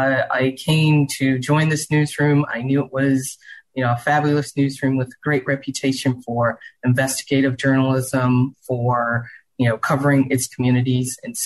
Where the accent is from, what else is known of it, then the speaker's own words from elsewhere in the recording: Charleston, South Carolina, United States; now in Houston, United States; Well, I grew up in the South. I grew up in Charleston, South Carolina